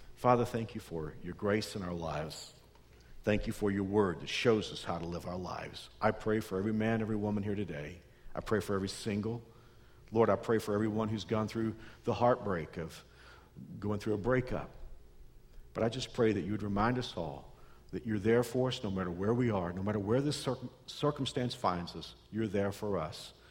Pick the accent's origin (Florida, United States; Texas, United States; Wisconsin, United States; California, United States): Texas, United States; Dallas Fort Worth area; I grew up in the Dallas Fort Worth area